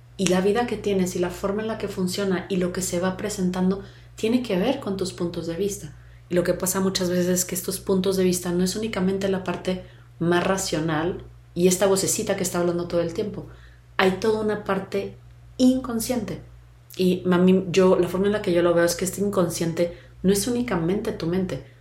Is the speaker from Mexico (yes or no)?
yes; Mexico; mexicana, tal edad, mujer